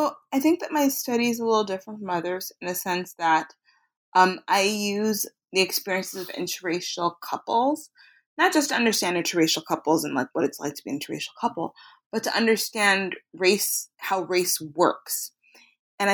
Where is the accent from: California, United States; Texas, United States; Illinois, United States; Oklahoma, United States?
Illinois, United States; Chicago; I was raised in Chicago, Illinois. I'm second generation Nigerian American. So my parents were born in Nigeria. And I grew up in Chicago